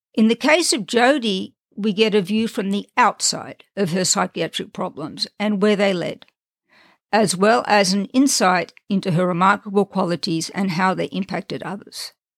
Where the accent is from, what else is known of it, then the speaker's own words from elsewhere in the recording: Australia; moved away as an adult; also born or lived in Europe; now in United States; I was born and raised in Australia